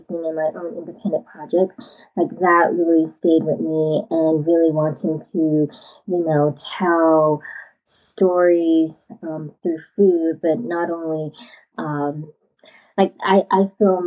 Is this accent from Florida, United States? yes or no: no; Waycross, Georgia, United States; where I grew up is in Waycross, Georgia